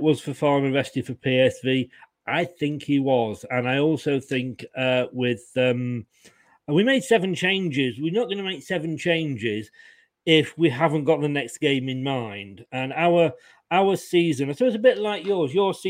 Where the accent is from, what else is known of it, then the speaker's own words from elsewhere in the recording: Leicester, East Midlands, United Kingdom; born there; You know, I mean, I was born in Leicester.